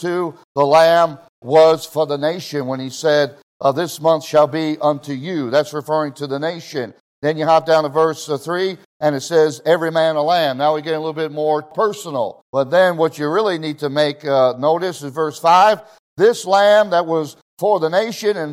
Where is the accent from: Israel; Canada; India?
Israel; moved away; I grew up in Israel, all my young life